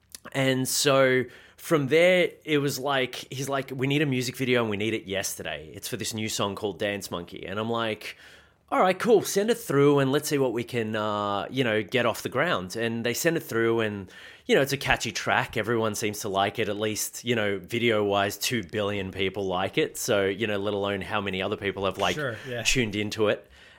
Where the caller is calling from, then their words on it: Melbourne, Victoria, Australia; I'm in Melbourne, Victoria, actually from home